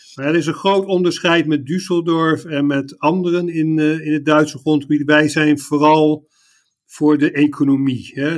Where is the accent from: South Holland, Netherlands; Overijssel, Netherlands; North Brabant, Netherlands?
South Holland, Netherlands; The Hague; moved away as an adult; also born or lived in Leiden / Utrecht / Indonesia; now in Munich, Germany; Ik kom oorspronkelijk uit Den Haag